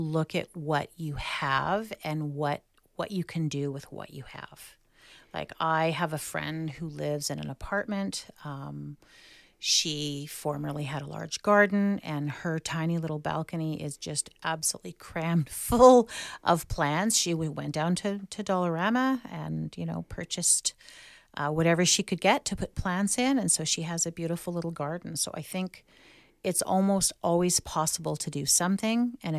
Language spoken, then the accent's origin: English; California, United States; And that's really real for me because I grew up in the Bay Area.